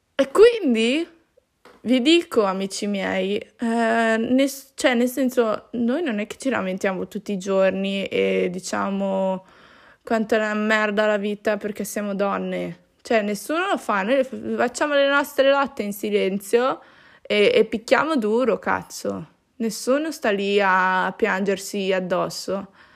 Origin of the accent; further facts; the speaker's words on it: Italy; also born or lived in Peru; sono nata in Italia